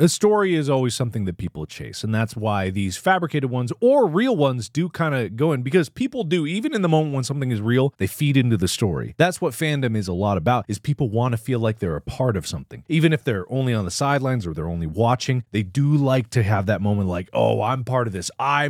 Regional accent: Cincinnati, Ohio, United States; I grew up in Cincinnati

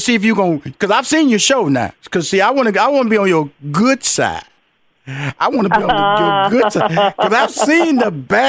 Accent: Houston, Texas, United States; I come from Fifth Ward, Texas, so we're gonna compare tough.

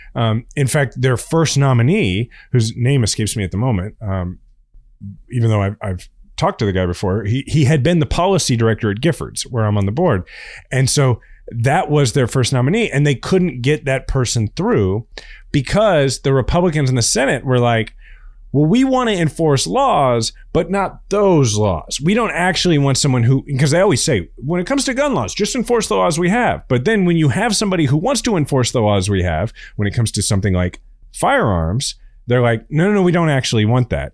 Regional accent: Kansas City, United States; I'm a guy from Kansas City

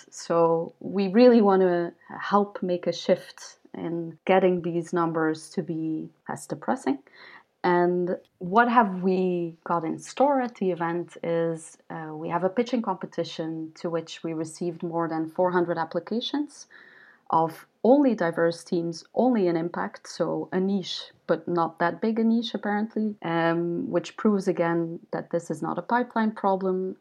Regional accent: Ghent, Flanders, Belgium; also born or lived in New York, United States; I set up a startup hub in Ghent, which is my hometown

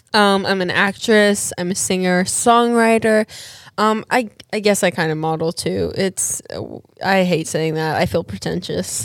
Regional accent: Australia; moved away; I'm actually from Australia. I was born and raised there

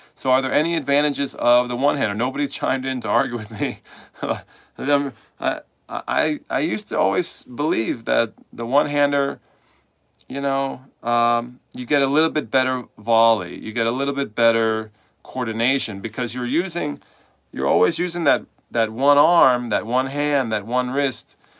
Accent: New York City, New York, United States; moved away as an adult; now in Manchester, United States; I'm from New York City, but I'm here now

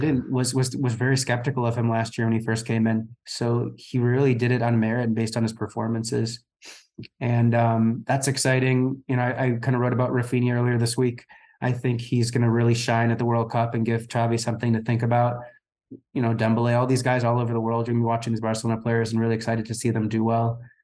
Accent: United States; as an American

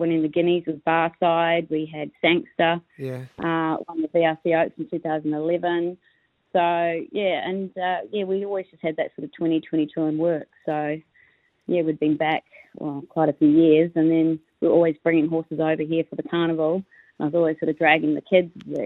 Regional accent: New Zealand; now in Australia; just being Kiwi trainers

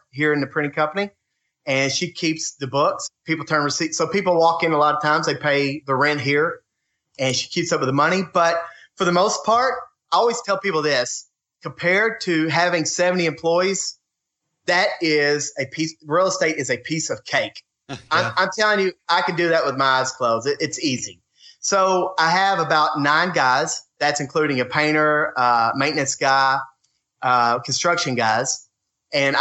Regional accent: Muhlenberg County, Kentucky, United States; I'm from Muhlenberg County or Ohio County

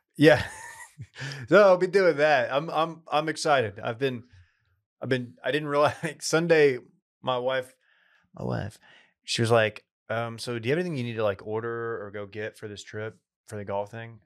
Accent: East Texas, United States; moved away; I will be in, uh, East Texas, uh, around the Tyler area, um, playing a, a tournament with, um, a lot of friends from my hometown

